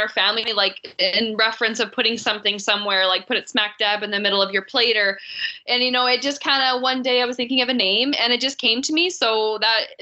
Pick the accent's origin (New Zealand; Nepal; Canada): Canada; Swan River, Manitoba; also born or lived in Winnipeg; I'm born and raised in Manitoba. And I'm from Swan River originally, but I was working in Winnipeg.